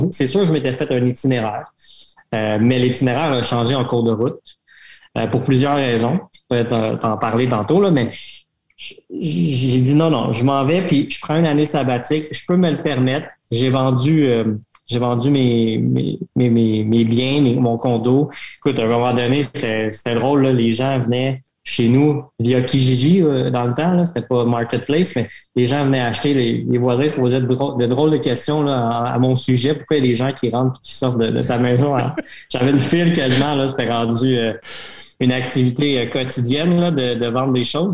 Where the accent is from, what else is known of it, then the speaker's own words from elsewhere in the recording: Canada; je suis Canadien, je, suis enseignant